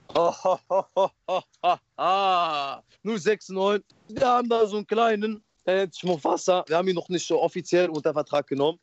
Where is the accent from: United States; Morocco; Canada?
Morocco; now in Germany; Bei uns in Marokko